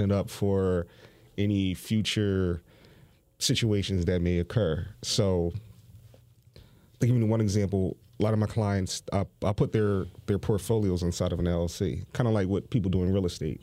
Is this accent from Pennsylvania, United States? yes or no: yes; Philadelphia, Pennsylvania, United States; I grew up in Overbrook Park